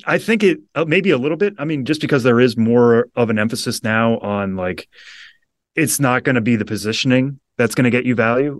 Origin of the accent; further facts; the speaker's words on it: Western Massachusetts, United States; I grew up in Western Massachusetts, loving baseball